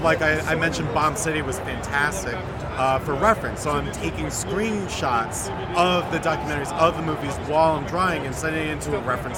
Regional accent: New Jersey, United States; also born or lived in Brooklyn, New York; I was born in Brooklyn, raised in Jersey, and living in Bergen County, New Jersey right now

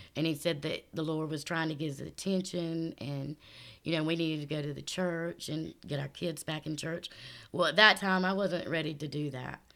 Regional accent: Florence, South Carolina, United States; Here in Florence, South Carolina.

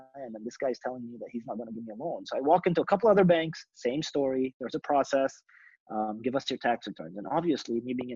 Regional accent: Dubai, United Arab Emirates; English is a second language; moved away as an adult; now in United States; I'm from Dubai.

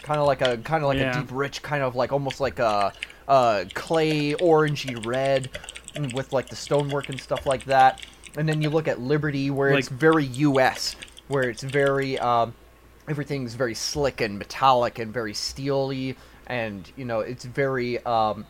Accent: Canada; I'm Canadian

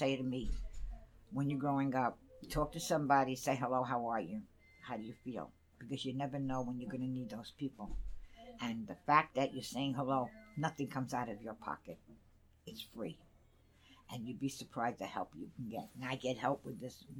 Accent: New York City, New York, United States; I grew up on Throop Avenue

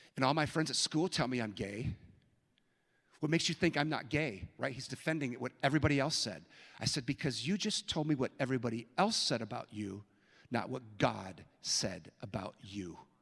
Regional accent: San Francisco, California, United States; now in Minneapolis, United States; I was born in San Francisco, and I live in Minneapolis

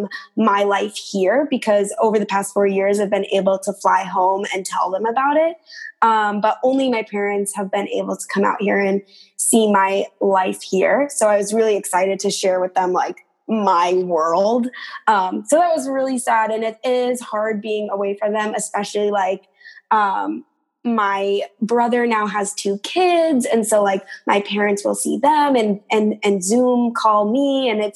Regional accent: Beverly, Massachusetts, United States; moved away as an adult; also born or lived in Minneapolis, Minnesota; I am originally from Beverly, Massachusetts. So I grew up there my whole life until I went to college

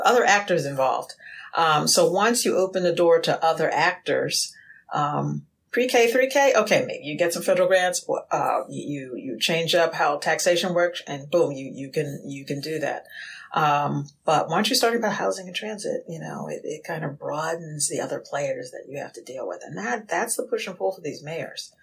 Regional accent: Philadelphia, Pennsylvania, United States; growing up in Philadelphia

